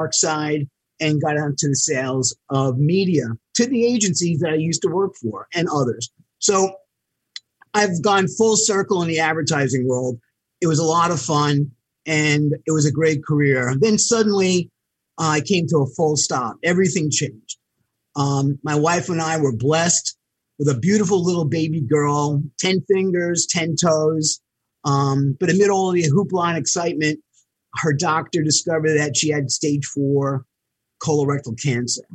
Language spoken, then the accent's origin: English; New York City, New York, United States; also born or lived in Buffalo; I grew up in New York City in Queens on an eastern tip called Floral Park